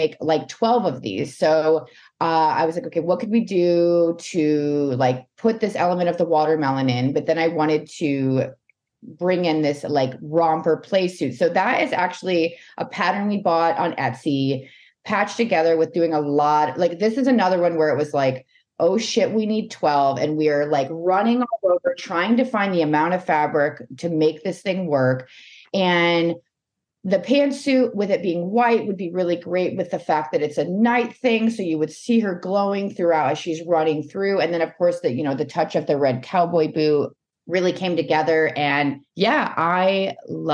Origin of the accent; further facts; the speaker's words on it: the South, United States; also born or lived in New Orleans; growing up in the South